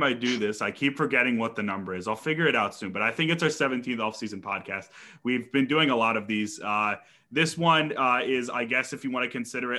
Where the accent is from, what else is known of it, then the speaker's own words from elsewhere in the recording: New Jersey, United States; I'm actually from South Jersey, so I grew up a Phillies fan